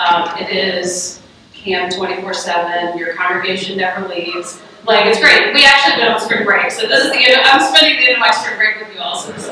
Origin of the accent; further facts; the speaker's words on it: Mountain Brook, Alabama, United States; moved away; I grew up in Birmingham, Alabama, but I shouldn't say that. I grew up in Mountain Brook, Alabama, which is a white flight suburb outside of Birmingham, and grew up with very little diversity.